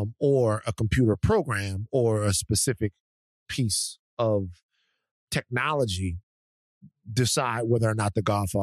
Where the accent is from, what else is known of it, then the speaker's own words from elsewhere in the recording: Louisiana, United States; but I'm country. I'm from Louisiana, and I don't trust them.